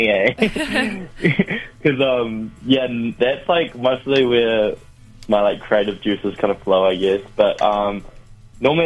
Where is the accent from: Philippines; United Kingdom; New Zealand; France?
New Zealand; Christchurch, Canterbury; I'm, like, fully Korean. I was born in Christchurch